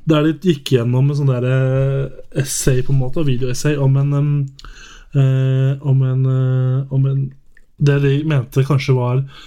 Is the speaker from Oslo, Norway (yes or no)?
yes; Oslo area, Norway; now in Volda, Norway; jeg er fra Oslo-området